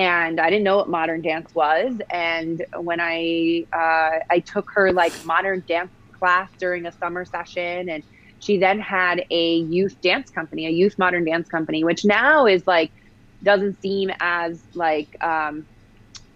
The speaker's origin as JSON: {"language": "English", "town": "West Hartford", "region": "Connecticut", "country": "United States", "tie": "born or raised there", "said": "I grew up in Connecticut in a town called West Hartford"}